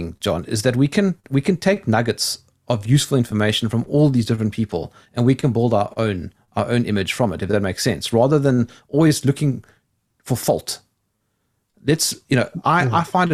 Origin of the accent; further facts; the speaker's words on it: South Africa; I come from South Africa